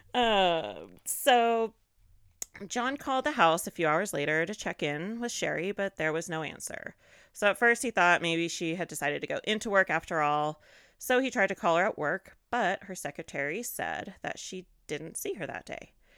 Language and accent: English; California, United States; I grew up, born and raised in California